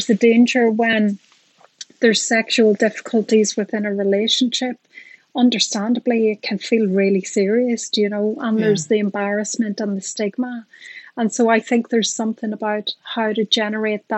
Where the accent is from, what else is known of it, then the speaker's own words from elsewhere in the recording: Ireland; I'm Irish and a psychologist